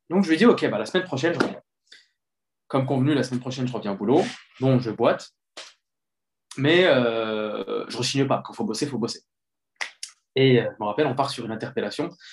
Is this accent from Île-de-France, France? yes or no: yes; Les Mureaux, Île-de-France, France; also born or lived in Colombes / Sartrouville; J'ai grandi au Mureau, dans les Yvelines. Puis, j'ai déménagé à Sartrouville.